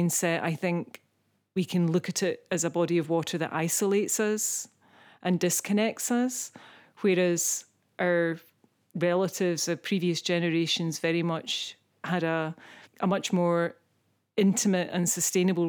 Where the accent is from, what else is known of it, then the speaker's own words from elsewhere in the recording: Isle of Iona, Scotland, United Kingdom; I'm an artist from the Isle of Iona.